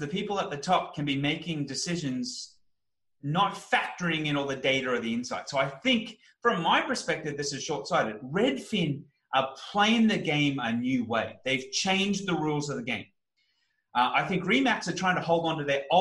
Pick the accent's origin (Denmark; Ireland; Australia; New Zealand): Australia; I'm an Australian